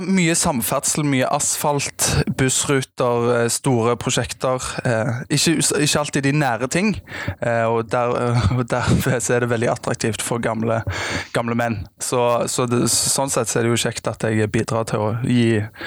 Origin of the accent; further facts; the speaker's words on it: Stavanger, Rogaland, Norway; er fra Stavanger, eh, er halvt svensk